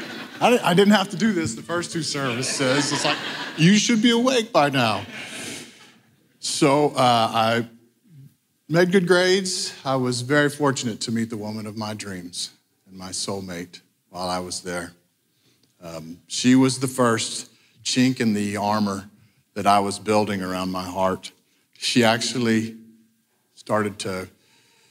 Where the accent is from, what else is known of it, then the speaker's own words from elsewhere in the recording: Hondo, Texas, United States; I was born in Hondo, Texas, the youngest of seven kids